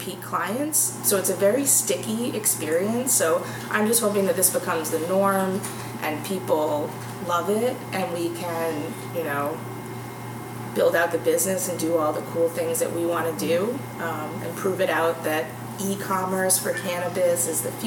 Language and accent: English; Marshfield, United States; Jesse and I grew up together in Marshfield